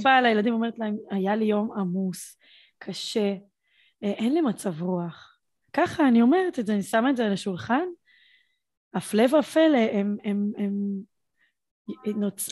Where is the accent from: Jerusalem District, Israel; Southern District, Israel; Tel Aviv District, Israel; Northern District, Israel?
Southern District, Israel; Beersheba; אני מבאר שבע